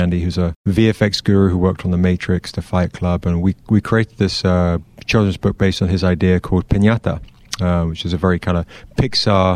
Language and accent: English; Surrey, South East England, United Kingdom; moved away as an adult; now in United States; I'm from England. I'm from a small kind of county southwest of London called Surrey. And I've been here 24 years or something.